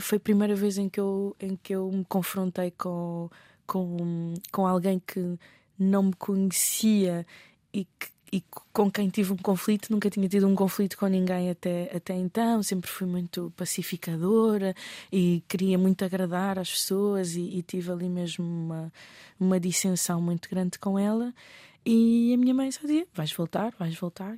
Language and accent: Portuguese; Mozambique; enquanto moçambicana